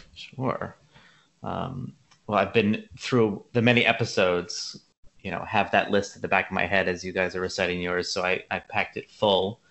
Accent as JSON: {"language": "English", "town": "Frederick", "region": "Maryland", "country": "United States", "tie": "born or raised there", "also_born_or_lived": "the South", "lives_now": "Baltimore, United States", "said": "I'm originally from Maryland, um, born and raised in, in Frederick, about an hour west of Baltimore"}